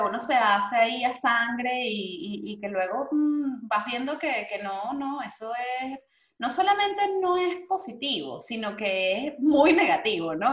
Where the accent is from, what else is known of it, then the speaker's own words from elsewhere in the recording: Venezuela; moved away; nosotros como venezolanos